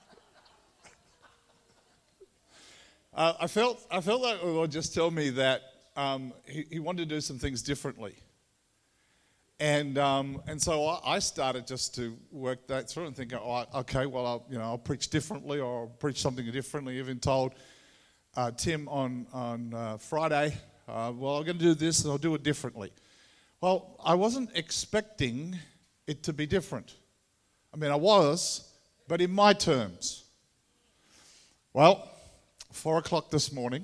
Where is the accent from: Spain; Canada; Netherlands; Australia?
Australia; Tasmania; accent: Tassie; my Tassie accent